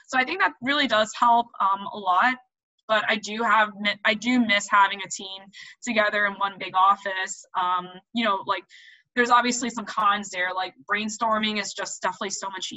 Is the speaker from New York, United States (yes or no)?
yes; New York City, New York, United States; I am a New Yorker